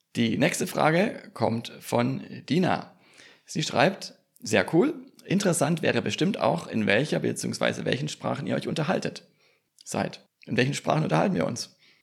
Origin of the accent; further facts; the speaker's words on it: Swabia, foot of the Swabian Jura on the Neckar, Baden-Württemberg, Germany; now in Bergstraße, Germany; Ich bin gebürtiger Schwabe am Fuße der Schwäbischen Alb und am schönen Neckar vor 40 Jahren geboren, wohne aber inzwischen in Südhessen an der schönen Bergstraße.